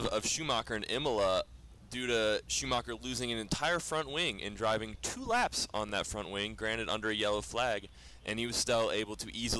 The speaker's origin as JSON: {"language": "English", "country": "United States", "said": "I'm an American. I have always been an American"}